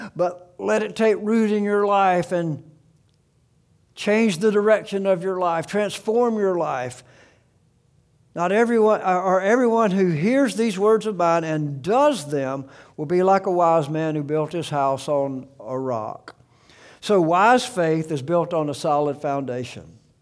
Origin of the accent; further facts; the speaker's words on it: South Alabama, United States; I grew up in South Alabama